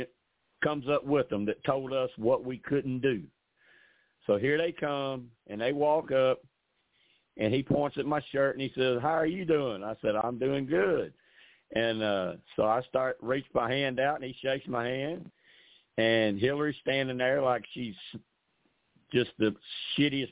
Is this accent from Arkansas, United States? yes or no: yes; Arkansas, United States; I'm from Arkansas